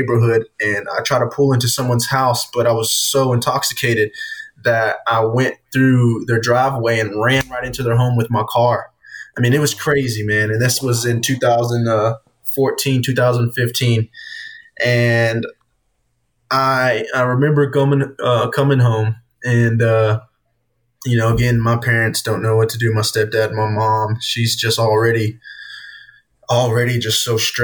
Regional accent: Easley, South Carolina, United States; my hometown, in Easley around Greenville

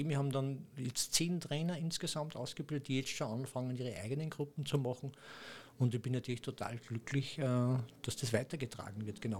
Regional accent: Austria; accent: Austrian; mit meinem österreichischen Dialekt.

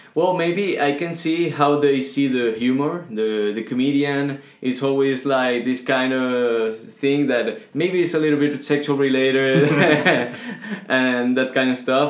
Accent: Venezuela; English is a second language; also born or lived in Spain; now in Toulouse, France; I came from Venezuela.

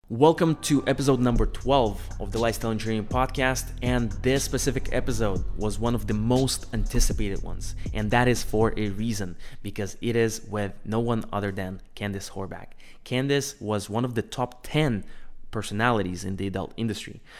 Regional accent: Russia; moved away as an adult; also born or lived in United States; I'm originally from Russia

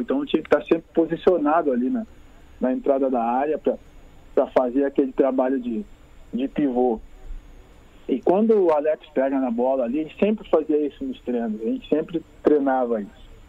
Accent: Rio Grande do Sul, Brazil; sendo gaúcho, cara, sendo daqui

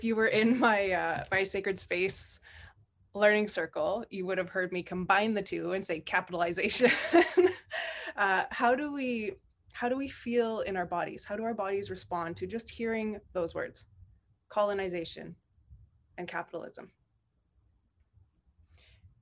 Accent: Shishalh Nation, British Columbia, Canada; now in Pentlatch lands, Canada; I am from the Intlikatmak Nation, raised with the Shishak Nation, and calling in from and marrying into soon Pentlatch lands

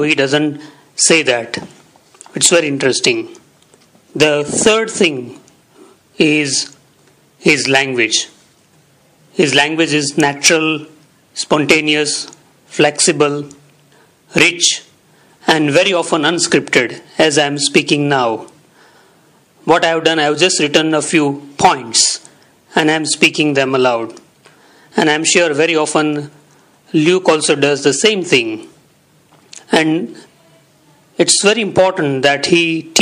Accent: India; English is a second language; also born or lived in Surat, Gujarat; from India. I live in Surat, in Gujarat, in India

